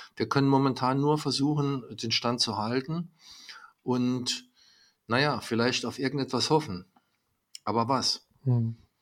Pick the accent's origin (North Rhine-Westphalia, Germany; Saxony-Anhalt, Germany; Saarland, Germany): Saarland, Germany; home town directly on the French border; mein Heimatort, es liegt direkt an der französischen Grenze